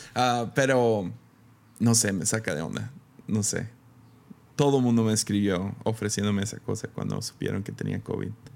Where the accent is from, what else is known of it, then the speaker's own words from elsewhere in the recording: Mexico; como mexicano